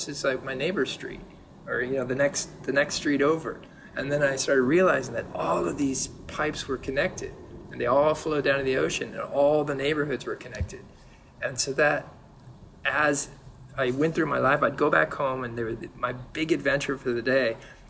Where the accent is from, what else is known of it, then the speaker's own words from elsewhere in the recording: San Diego, California, United States; moved away as an adult; also born or lived in Berkeley / Los Angeles; now in Jersey City, United States; No, I was born in San Diego.